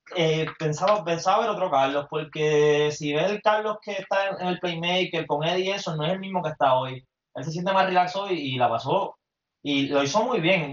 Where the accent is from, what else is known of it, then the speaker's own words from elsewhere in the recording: Mayagüez, Puerto Rico; soy de Mayagüez también